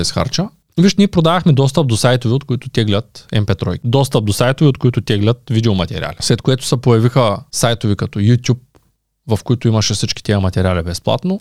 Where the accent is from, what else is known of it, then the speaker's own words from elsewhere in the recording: Shumen, Shumen Province, Bulgaria; ние сме от Шумен